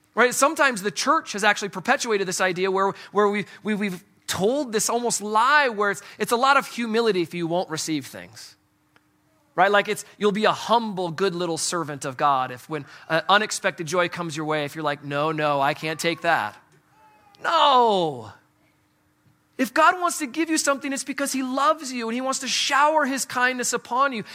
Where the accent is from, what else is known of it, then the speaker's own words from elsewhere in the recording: Midwest, United States; I'm from the Midwest